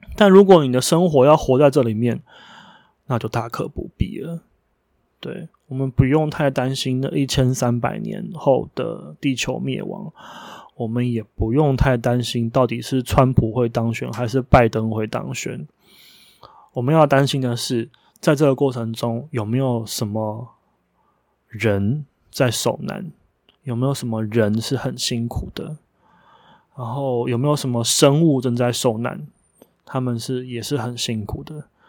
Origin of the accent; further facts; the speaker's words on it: Taiwan; 因为我是台湾人